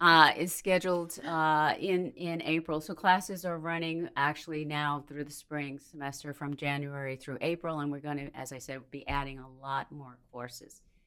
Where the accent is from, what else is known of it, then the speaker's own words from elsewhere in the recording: Minnesota, United States; moved away as an adult; now in New Bern, United States; So I hail from Minnesota.